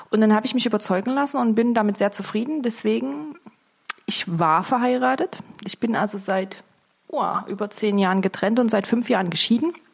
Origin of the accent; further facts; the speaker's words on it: Dresden, Saxony, Germany; Ja, und ich bin im Friedrichstädter Krankenhaus geboren.